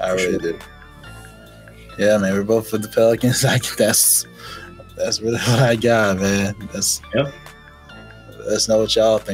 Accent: the South, United States; we're both from the South too.

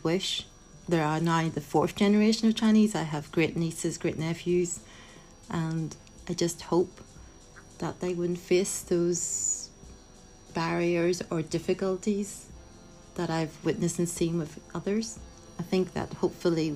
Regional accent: Belfast, Northern Ireland, United Kingdom; I was born in Belfast. I use the term made in Belfast. So I see Northern Ireland very much as my home.

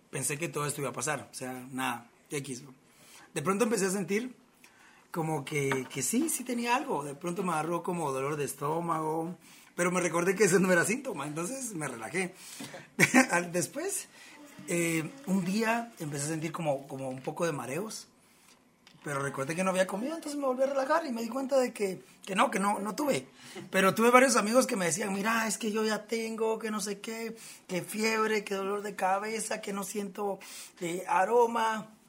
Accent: Guatemala; y como buenos guatemalteco nos falta el cafecito con pan

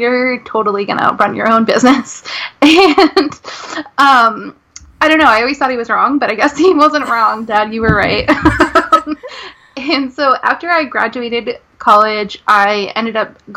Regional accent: Rhode Island, United States; I'm from Rhode Island

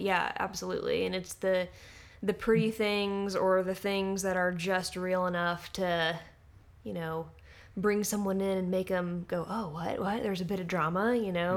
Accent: Little Rock, Arkansas, United States; also born or lived in Fayetteville, Arkansas; I, uh, moved to Fayetteville, uh, from growing up in Little Rock

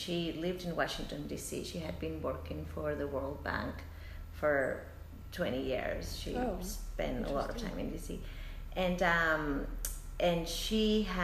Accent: Madrid, Community of Madrid, Spain; also born or lived in Seville, Spain; now in Oakland, United States; I was born in Sevilla. But I actually went to school in Madrid

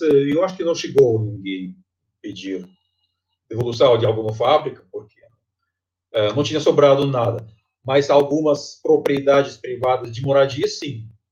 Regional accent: Tomsk, Tomsk Oblast, Russia; Portuguese is a second language; moved away as an adult; now in Brazil; eu sou da Sibéria. Eu, eu nasci uma cidade chamada Tomsk

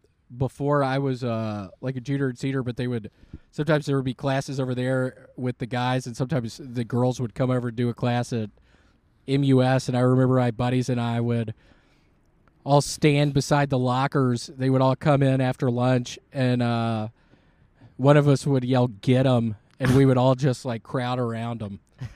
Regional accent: Memphis, Tennessee, United States; In Memphis, Tennessee.

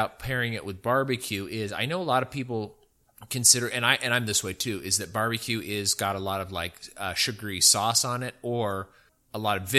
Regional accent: California, United States; now in Texas, United States; Well, I don't really consider myself a Texan, but I do like Texas a lot. I still think of myself as a Californian.

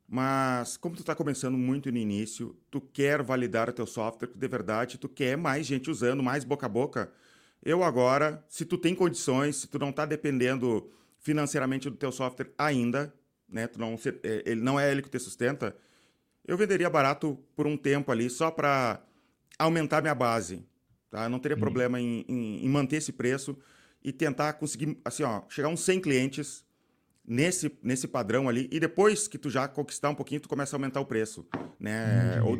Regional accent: Belo Horizonte, Minas Gerais, Brazil; Eu sou de BH.

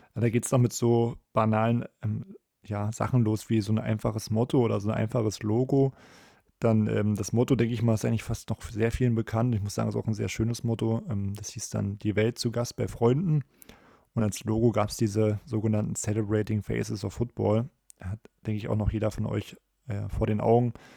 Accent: Germany; als Deutscher

